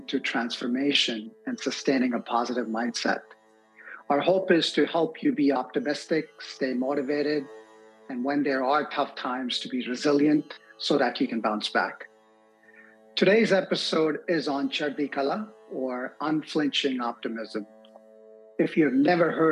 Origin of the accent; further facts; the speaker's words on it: India; growing up in India